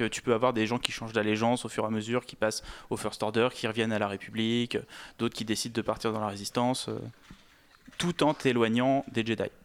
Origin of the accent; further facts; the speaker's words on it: France; chez nous en France